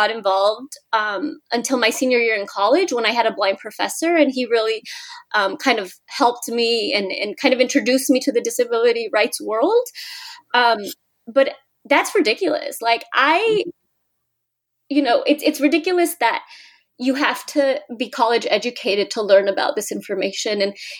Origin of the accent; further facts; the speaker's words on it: California, United States; moved away as an adult; also born or lived in Mexico; now in Washington, D.C., United States; I grew up in California, born in Mexico, and I'm blind